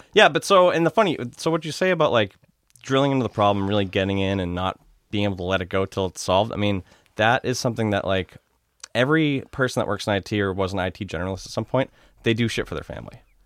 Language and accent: English; Norwood, Massachusetts, United States; also born or lived in Walpole, Massachusetts; Grew up, uh, Norwood slash Walpole, Mass.